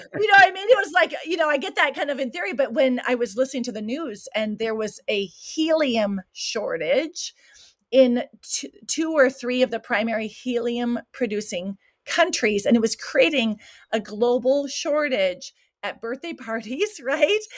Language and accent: English; Williston, North Dakota, United States; moved away as an adult; also born or lived in South Africa; now in Switzerland; born and raised in Williston, North Dakota